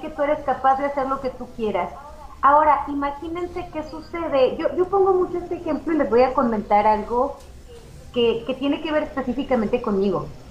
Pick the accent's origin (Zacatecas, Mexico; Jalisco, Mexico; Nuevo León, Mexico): Zacatecas, Mexico; como ciudadanos mexicanos, zacatecanos